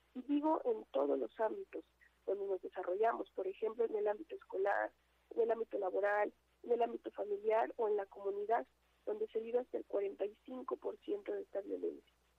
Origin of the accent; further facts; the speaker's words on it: Mexico; lo que somos todas las mexicanas